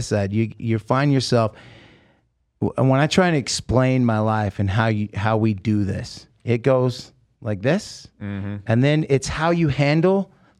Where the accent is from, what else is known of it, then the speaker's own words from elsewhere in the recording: United States; I'm Native American Indian. I'm Lakota Sioux, right?